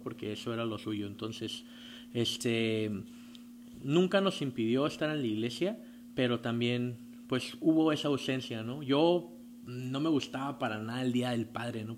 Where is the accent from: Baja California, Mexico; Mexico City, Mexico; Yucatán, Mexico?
Baja California, Mexico; Tijuana; Yo soy aquí de Tijuana, Baja California. Nací en el 29 de diciembre de 1987